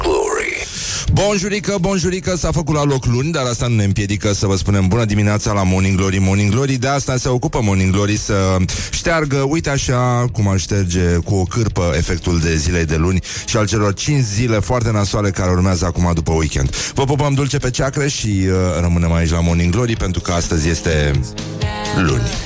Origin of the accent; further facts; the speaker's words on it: Brăila, Brăila County, Romania; eu sunt din Brăila